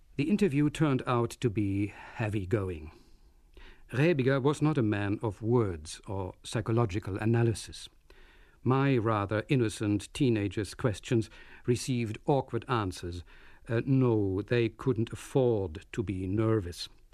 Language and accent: English; Berlin, Germany; moved away; my hometown of Berlin